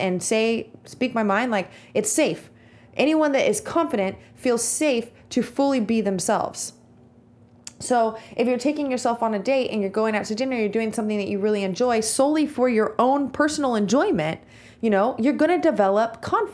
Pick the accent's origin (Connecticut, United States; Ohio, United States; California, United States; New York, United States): California, United States; Visalia; I'm from Visalia, California